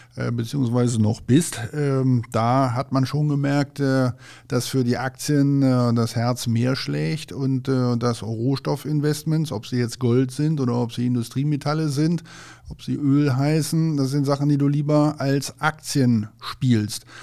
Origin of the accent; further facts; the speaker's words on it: North Rhine-Westphalia, Germany; als Westfale